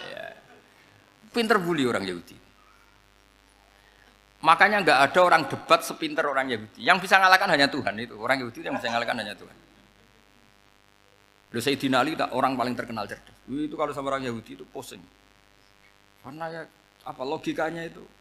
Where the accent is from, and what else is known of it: Rembang, Central Java, Indonesia